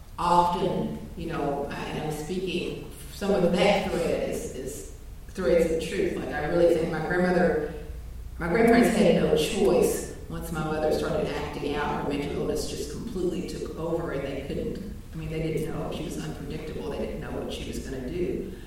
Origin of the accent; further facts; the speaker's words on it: Appalachia, United States; I'm from Appalachia